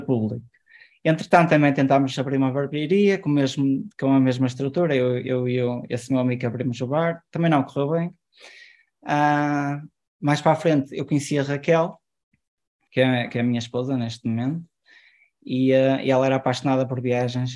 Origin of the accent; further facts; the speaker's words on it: Ponte de Lima, Norte, Portugal; Eu, eu sou de Ponte Lima